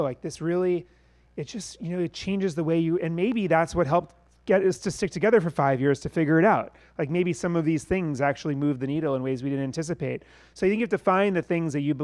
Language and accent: English; New York, United States; we're from New York